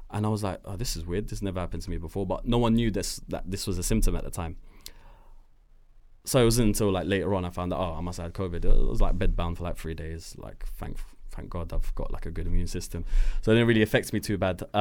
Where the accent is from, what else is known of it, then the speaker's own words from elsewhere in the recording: Morocco; Uh, been in Switzerland, Germany, France, uh, Morocco, my hometown.